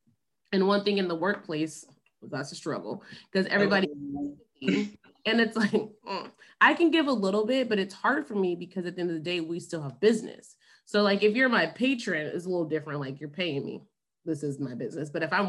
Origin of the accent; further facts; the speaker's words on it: Memphis, Tennessee, United States; now in Dallas, United States; Actually from Memphis. So I was born in Memphis, Tennessee. And then I moved to Dallas for the third time about 6 years ago. I've lived here three different times.